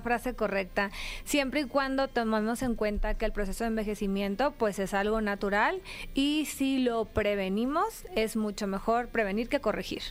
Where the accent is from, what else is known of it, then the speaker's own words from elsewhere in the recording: Mexicali, Baja California, Mexico; de donde soy originaria, la ciudad que capturó el sol, Mexicali, Baja California.